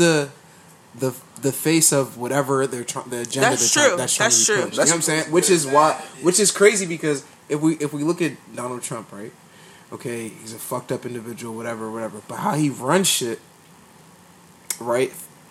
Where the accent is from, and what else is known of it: Nigeria